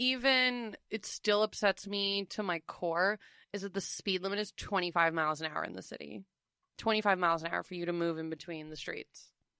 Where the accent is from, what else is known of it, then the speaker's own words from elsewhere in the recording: New York City, New York, United States; Did my due diligence as a New Yorker.